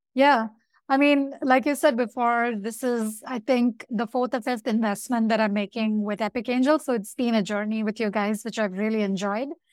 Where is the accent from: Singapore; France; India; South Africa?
India; I'm from India